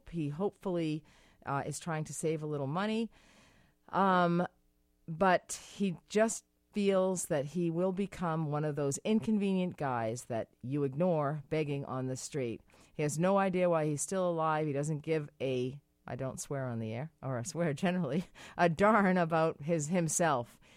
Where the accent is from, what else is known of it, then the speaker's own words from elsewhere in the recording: Massachusetts, United States; I'm from Massachusetts. You're from Massachusetts.